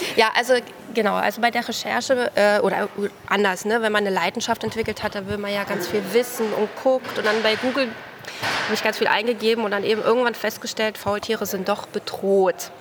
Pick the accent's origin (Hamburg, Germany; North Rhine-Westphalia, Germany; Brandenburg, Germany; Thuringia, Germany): Thuringia, Germany; Nordhausen; moved away as an adult; also born or lived in Kassel / Halle; now in Braunschweig, Germany; ursprünglich komme ich aus Thüringen